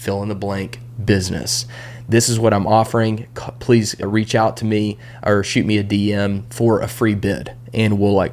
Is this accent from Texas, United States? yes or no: yes; Texas, United States; I grew up in Texas